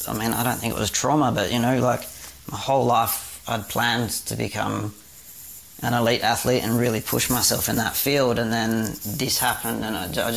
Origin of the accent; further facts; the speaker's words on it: Perth, Western Australia, Australia; I'm a Perth boy, so I grew up in Western Australia.